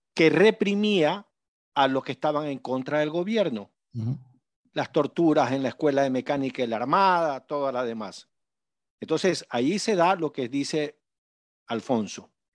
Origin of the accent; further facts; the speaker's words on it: Manabí, Ecuador; en mi tierra, en Manabí.